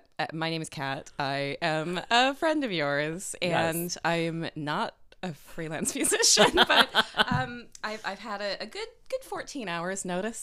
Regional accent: Escondido, California, United States; moved away as an adult; now in Cardiff, United Kingdom; I'm from California, Escondido, California, but I've lived in Cardiff for almost 8 years now.

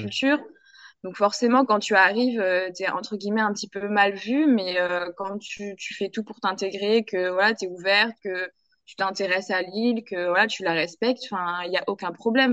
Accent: France; now in Guadeloupe, France; je hmm. suis française

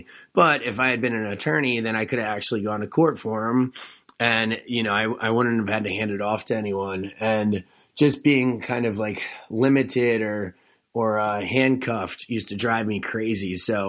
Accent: Delaware, United States; now in Charleston, United States; Yes. I'm from the Eastern Shore of Delaware.

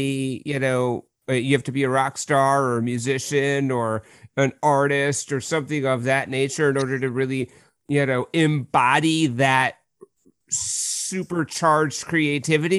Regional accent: Minneapolis, Minnesota, United States; I'm born and bred and St. Paul and Minneapolis, the Twin Cities

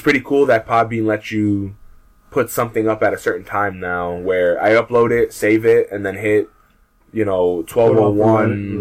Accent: United States; we're American

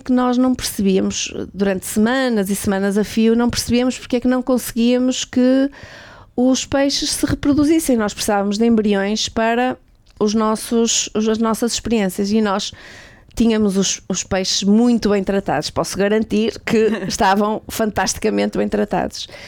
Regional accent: Portugal; also born or lived in Finland / Sweden / Lisbon; Como boa portuguesa

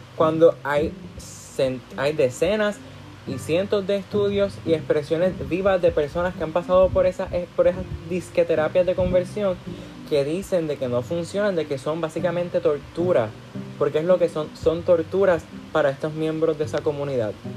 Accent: Puerto Rico; cuando salimos fuera de Puerto Rico, cuando salimos fuera, perdón, de nuestra, de nuestra burbuja, de nuestro hogar

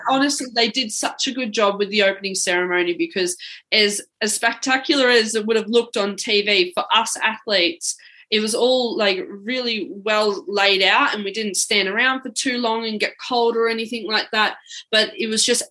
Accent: Mount Evelyn, Victoria, Australia; moved away; I grew up actually in the Yarra Valley in uh, Melbourne, Victoria, and from a small town called Mount Evelyn

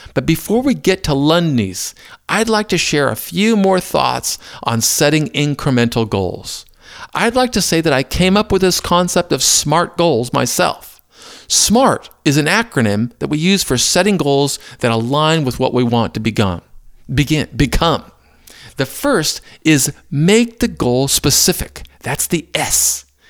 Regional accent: Maysville, Kentucky, United States; Growing up in Maysville kept me close to Cincinnati

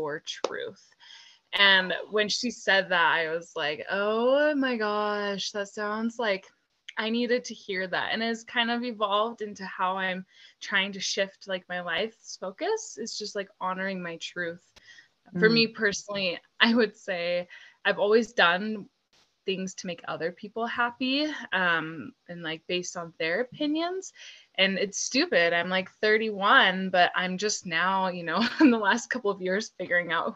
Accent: Utah, United States; also born or lived in Germany; So I'm originally from Germany. I moved to Utah as a little kid

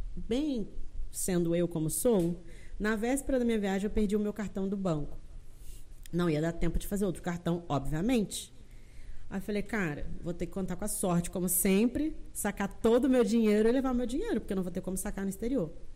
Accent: Brazil; moved away as an adult; also born or lived in Chile; eu sou brasileira

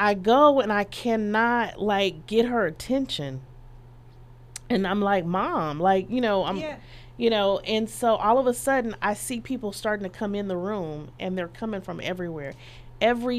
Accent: Dallas, Texas, United States; I'm from Dallas

